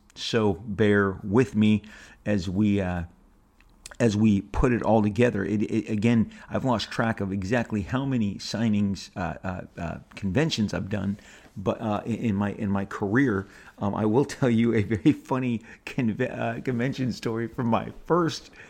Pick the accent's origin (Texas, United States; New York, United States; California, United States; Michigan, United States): California, United States; Orange County; grew up in a pretty, you know, contained bubble in Orange County